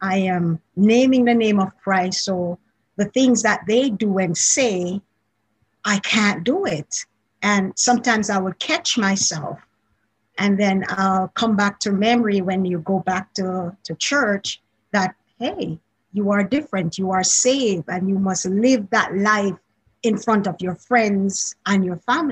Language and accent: English; Jamaica; accent: Jamaican; moved away; I grew up in Jamaica originally